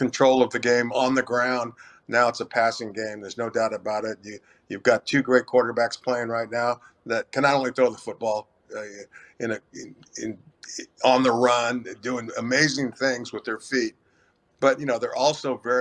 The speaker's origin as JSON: {"language": "English", "region": "California", "country": "United States", "tie": "born or raised there", "said": "I'm Hispanic, I was born and raised in California"}